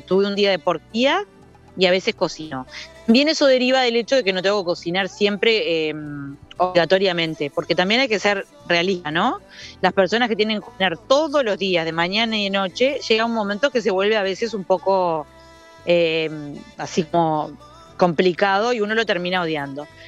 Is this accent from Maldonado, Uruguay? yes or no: yes; Piriápolis, Maldonado, Uruguay; yo me crié en Iriápolis